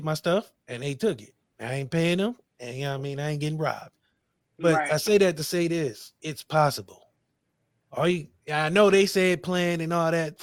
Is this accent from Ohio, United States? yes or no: yes; Akron, Ohio, United States; I'm a nigga from Akron